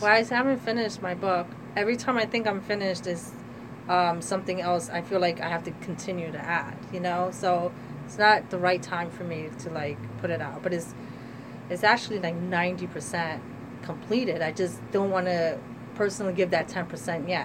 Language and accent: English; Trenton, New Jersey, United States; I am a Trenton resident, born and raised